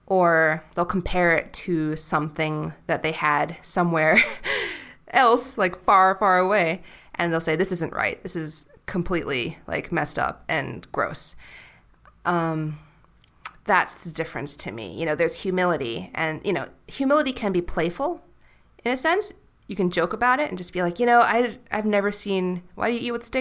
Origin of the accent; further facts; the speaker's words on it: New York City, New York, United States; And I'll just say, like, New York City.